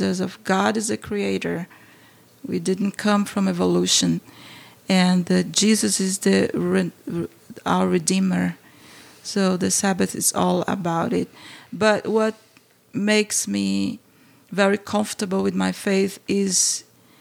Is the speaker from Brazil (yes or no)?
yes; Brazil; English is a second language; moved away as an adult; now in St. Louis, United States; growing up in Brazil